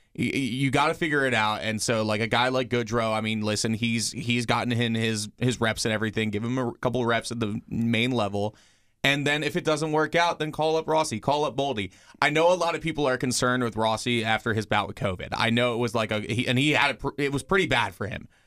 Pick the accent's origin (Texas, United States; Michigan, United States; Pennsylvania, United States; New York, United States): Pennsylvania, United States; Philadelphia; my hometown team of the Flyers